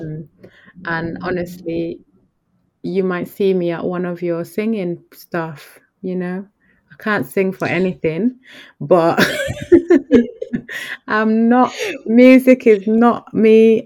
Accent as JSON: {"language": "English", "region": "Yorkshire and the Humber", "country": "United Kingdom", "tie": "born or raised there", "said": "I grew up in Yorkshire"}